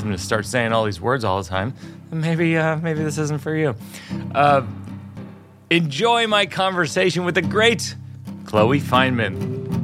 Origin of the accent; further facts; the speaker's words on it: Worcester, Massachusetts, United States; moved away; I grew up in Worcester